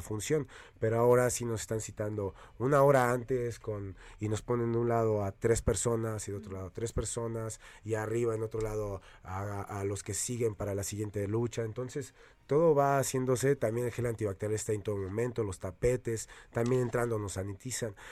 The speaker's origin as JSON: {"language": "Spanish", "country": "Mexico"}